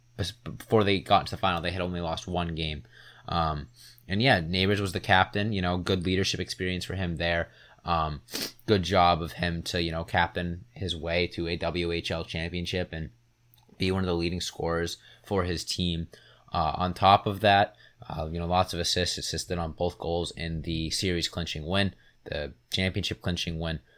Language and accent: English; Massachusetts, United States; I am from Mass